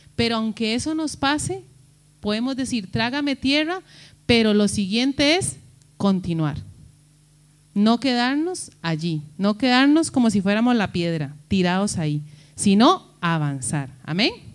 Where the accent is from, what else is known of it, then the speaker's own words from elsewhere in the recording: Costa Rica; moved away; decimos nosotros en Costa Rica